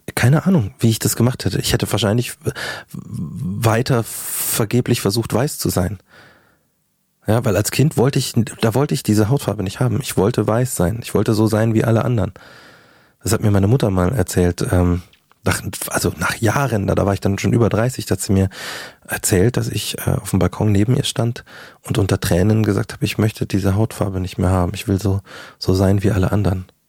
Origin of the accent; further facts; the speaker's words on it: Markt Schwaben, Bavaria, Germany; also born or lived in Munich; ich komme aus München äh, bin in München quasi geboren, dann auf dem Land aufgewachsen oder äh, ein paar Kilometer vor München